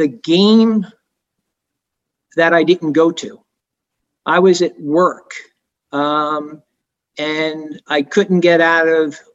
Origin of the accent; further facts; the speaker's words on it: Long Island, New York, United States; moved away as an adult; now in Miami, United States; a kid growing up in Long Island